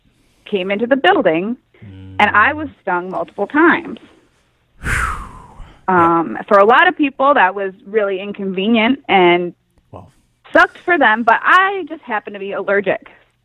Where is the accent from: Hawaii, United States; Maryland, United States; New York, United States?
New York, United States; Queens; Yes. I'm from Queens.